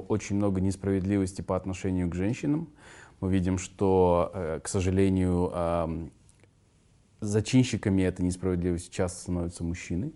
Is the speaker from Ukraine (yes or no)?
no; Kazakhstan; я из Казларды родом